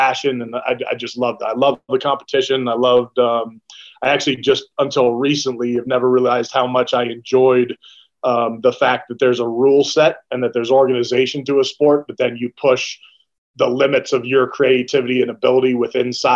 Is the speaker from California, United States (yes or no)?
yes; Bay Area, California, United States; I grew up in the Bay Area, California